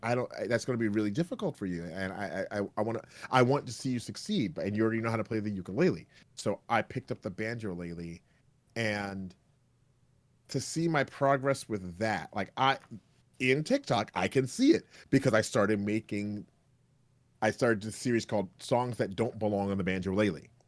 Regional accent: Canada; I'm Canadian

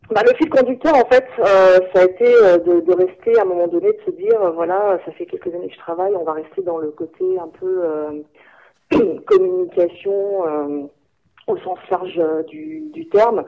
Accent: France; moved away; also born or lived in Germany; moi, en tant que en tant que française

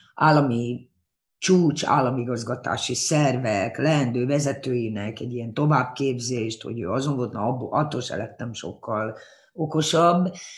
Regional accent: Hungary; first language Hungarian; moved away as an adult; also born or lived in Japan / London / Berlin; én abban nőttem fel Magyarországon

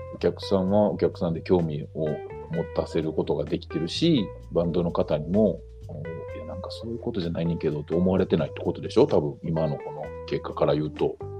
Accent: Kobe, Hyogo, Japan; now in Ashiya, Japan; 出身は神戸なんですけど

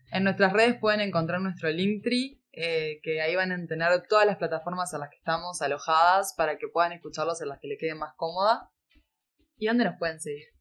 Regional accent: Uruguay

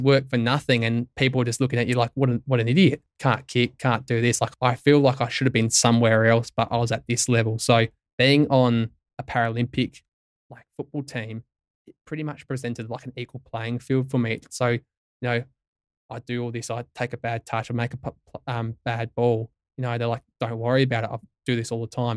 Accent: Tintinara, South Australia, Australia; growing up in Tintin Arrow, which has probably population of maybe three hundred if at best

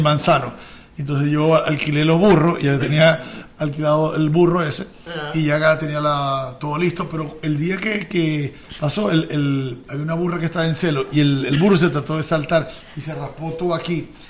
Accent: Maracaibo, Zulia, Venezuela; accent: maracucho; nosotros somos de Maracaibo

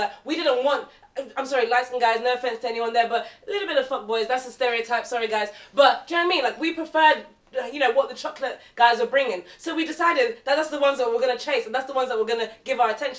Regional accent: London, United Kingdom; I grew up in South London where we are the majority. So I was always surrounded by black people

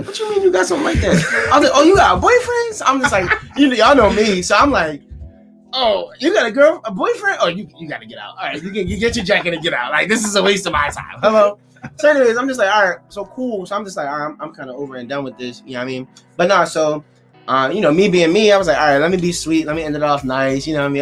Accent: Philadelphia, Pennsylvania, United States; I'm from Philly

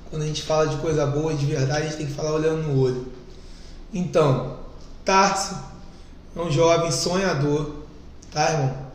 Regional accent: Bangu, Rio de Janeiro, Brazil; Vim de Bangu, comecei a trabalhar com, com automóvel aos meus 16 anos. Hoje tenho 32, então estou 16 anos no ramo.

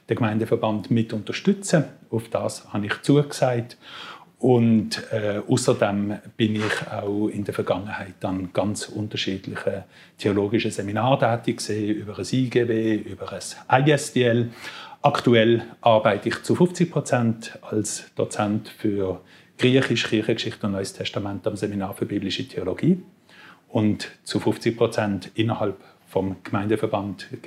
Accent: Basel area, Switzerland; Ich komme aus der Gegend von Basel. Dort bin ich aufgewachsen, Dort habe ich äh, meine obligatorische Schulzeit auch verbracht

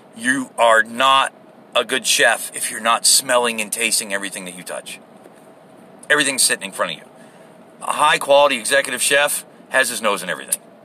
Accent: United States; I am American

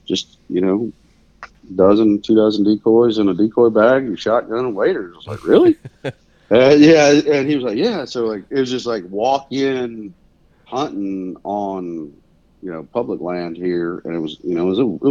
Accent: Mississippi, United States; moved away as an adult; also born or lived in Louisiana / Hawaii / Kansas; now in Wichita, United States; Originally I was from Mississippi, grew up there, deer hunting, turkey hunting, a little bit of waterfowling, but not a lot.

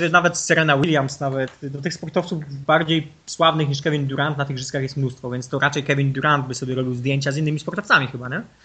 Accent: Nowa Sól, Lubusz Voivodeship, Poland; ja jestem z Nowej Soli, jeździłem na turnieje piłki ręcznej do Głogowa

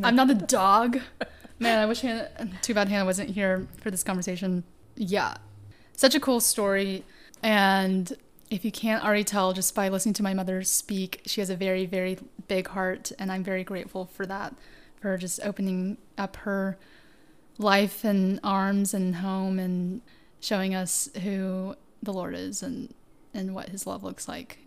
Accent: Tennessee, United States; also born or lived in China; my experience as an Asian American woman growing up in Tennessee

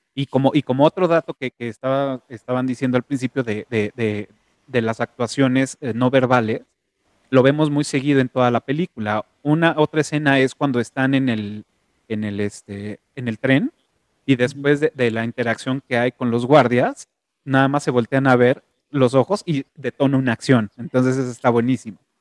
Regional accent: Mexico; soy orgullosamente mexicano

